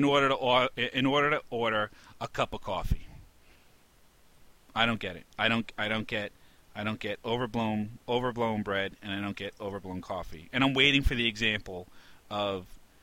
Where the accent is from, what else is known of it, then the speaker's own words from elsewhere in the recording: New York, United States; Growing up in New York